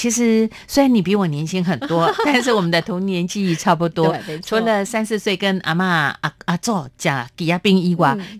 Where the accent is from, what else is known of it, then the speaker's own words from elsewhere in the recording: southern Taiwan, Taiwan; 如果夏风徐徐吹来，对于在南部乡下长大的我来说呢，这是夏天很重要的一项记